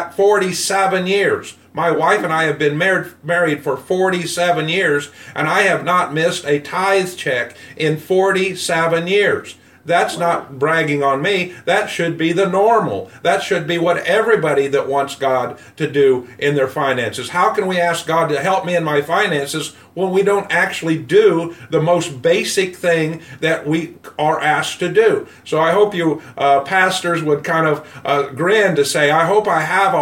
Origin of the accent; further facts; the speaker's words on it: United States; I'm white and from America